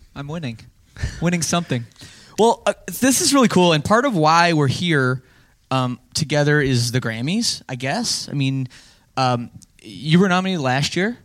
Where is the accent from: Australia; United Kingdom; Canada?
Canada; being Canadian